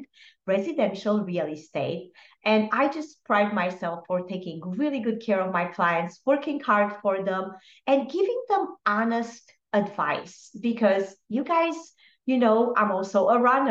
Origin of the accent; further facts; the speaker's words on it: Romania; moved away; I am originally from Romania